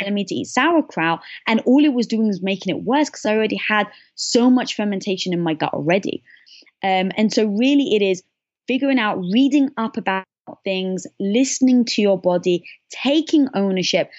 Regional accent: London, United Kingdom; moved away; I was brought up in London

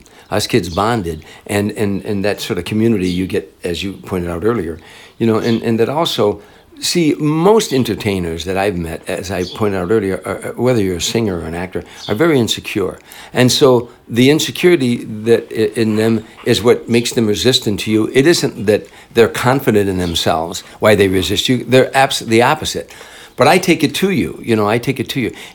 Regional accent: Chicago, Illinois, United States; moved away; I'm from Chicago

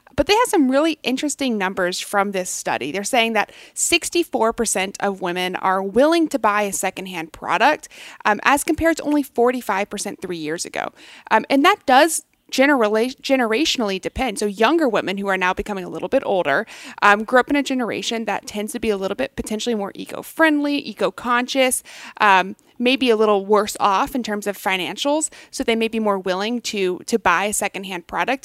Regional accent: McKinney, Texas, United States; I grew up in McKinney, Texas

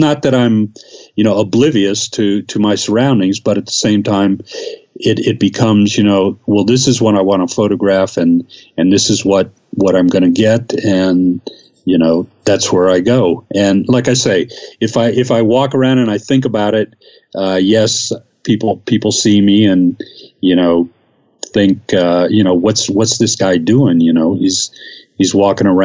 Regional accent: the South, United States; moved away as an adult; also born or lived in the North (US) / Ohio; now in Mexico City, Mexico; I was born in the North and I grew up in the South

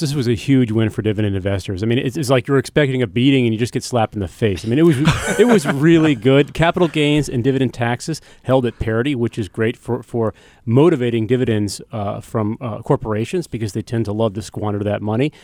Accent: United States; I'm an American

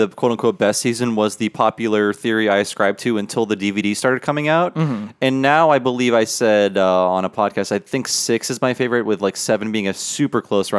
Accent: Ohio, United States; growing up in Ohio.

